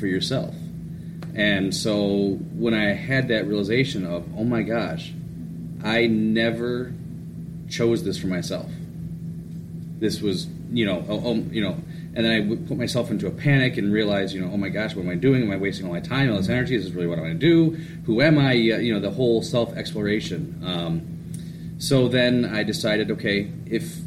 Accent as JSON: {"language": "English", "town": "Rochester", "region": "Michigan", "country": "United States", "tie": "born or raised there", "said": "I grew up in Rochester, Michigan, and then I went through the Rochester schools"}